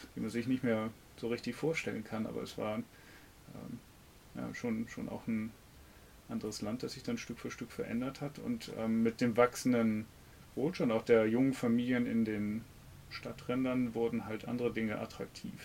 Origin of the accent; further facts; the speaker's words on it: Hamburg, Germany; im tiefen Osten von, von Jenfeld